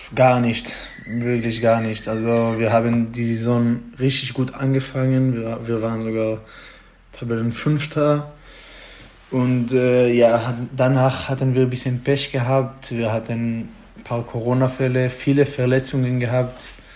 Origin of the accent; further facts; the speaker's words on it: Israel; German is a second language; moved away as an adult; now in Germany; ich komme äh, so zwischen Jerusalem und Tel Aviv. Da ist so ein kleiner Dorf, da wohne ich ruhiger Dorf